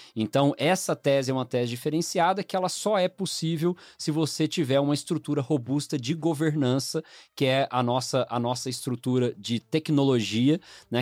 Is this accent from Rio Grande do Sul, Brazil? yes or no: no; Goiânia, Goiás, Brazil; now in São Paulo, Brazil; eu sou natural de Goiânia, né? Minha família é toda de lá, mas em dois mil e um eu vim pra São Paulo